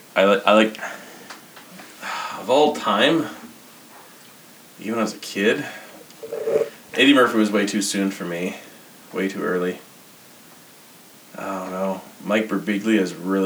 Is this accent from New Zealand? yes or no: no; Grimshaw, Alberta, Canada; Fairview is like 20, sorry, like it's like 30 minutes away from Grimshaw where I grew up